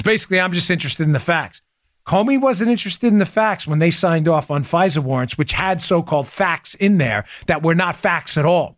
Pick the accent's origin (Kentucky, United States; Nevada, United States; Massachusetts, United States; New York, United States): New York, United States; New York City; moved away; I grew up in Queens, was a cop in Brooklyn